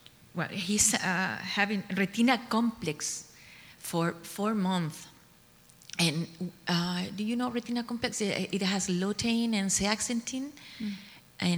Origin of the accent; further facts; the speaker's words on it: Santiago, Santiago Metropolitan Region, Chile; from Santiago de Chile